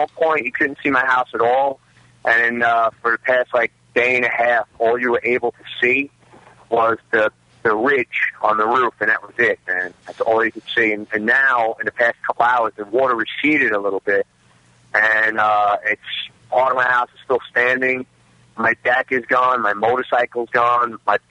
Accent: Staten Island, New York, United States; Staten Island, and I'm from, obviously, Staten Island

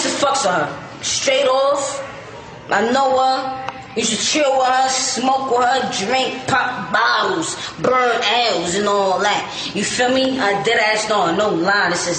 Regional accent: New York City, New York, United States; I'm straight from the Bronx. I'm not a Harlem nigga. I fucks a Harlem, but I'm a BX chick

